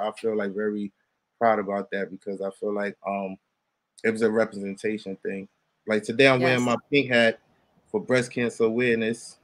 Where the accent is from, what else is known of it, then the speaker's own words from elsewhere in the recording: New York City, New York, United States; growing up in the Bronx, like most of the people. Shout out to my block, the Bronx